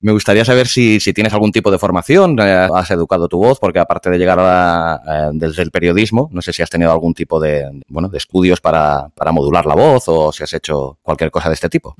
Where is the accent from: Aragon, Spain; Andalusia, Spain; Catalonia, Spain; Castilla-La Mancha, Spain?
Catalonia, Spain; yo soy yo soy catalán, vivo en Cataluña